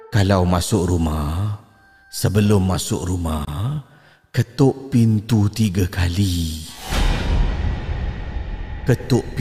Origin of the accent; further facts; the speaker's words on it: Damansara, Selangor, Malaysia; Saya berasal daripada Damansara.